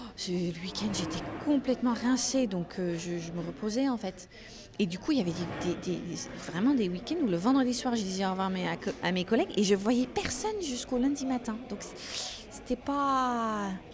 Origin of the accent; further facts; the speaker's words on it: Netherlands; first language Dutch; French is a second language; moved away as an adult; also born or lived in United States; now in France; ça fait quand même 24 euh, ans que j'ai quitté les Pays-Bas